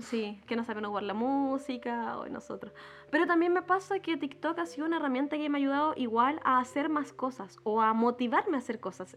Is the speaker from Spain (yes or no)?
no; Chile; nosotros como chilenos